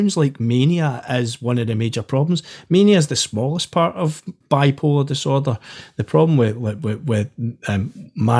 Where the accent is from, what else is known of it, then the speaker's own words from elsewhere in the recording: Glasgow, Scotland, United Kingdom; I grew up in the East End of Glasgow.